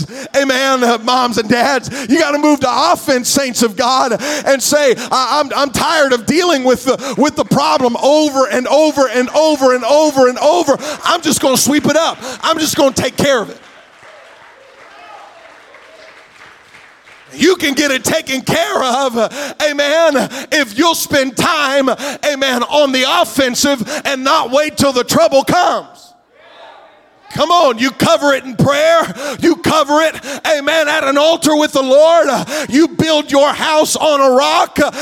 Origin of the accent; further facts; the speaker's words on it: Morgan County, Ohio, United States; also born or lived in McConnelsville, Ohio; I'm from Moco